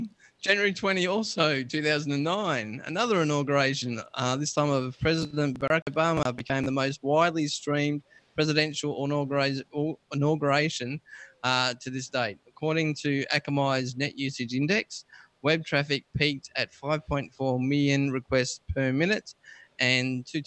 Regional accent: Australia; I'm born and bred here. I'm more Australian than Vegemite sandwich.

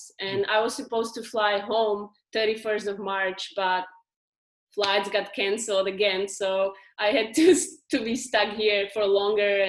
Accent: Slovakia; now in Australia; I'm from Slovakia

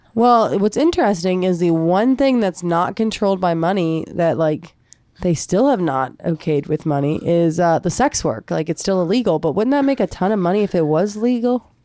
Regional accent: United States; here in America, it's like we're an American.

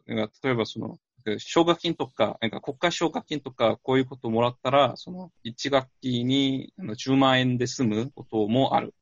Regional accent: South Korea; Japanese is a second language; moved away as an adult; now in Japan; その韓国のその地元のその俺の実家と近くにある大学に通ったんだけど

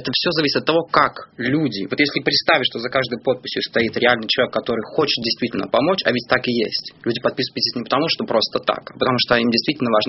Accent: Belarus; я сам из Беларуси

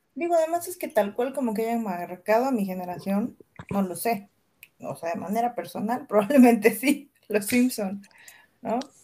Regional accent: Veracruz, Mexico; soy de Veracruz

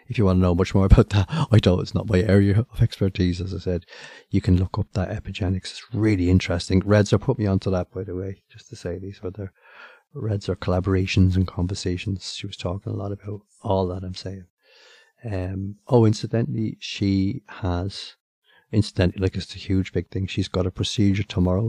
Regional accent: Ireland; as the Irish

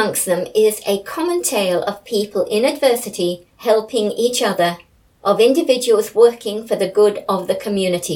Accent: Toowoomba / Lockyer Valley area, Queensland, Australia; just 10 years and 2 months ago, my hometown was inundated with water

